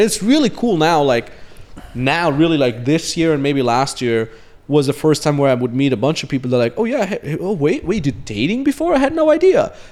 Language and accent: English; Austria; moved away; we came to Austria to my hometown